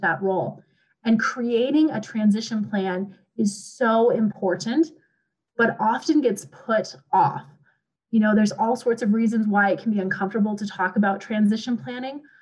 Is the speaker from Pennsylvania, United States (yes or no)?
no; Montana, United States; moved away; I am originally from Montana and I grew up around Black Angus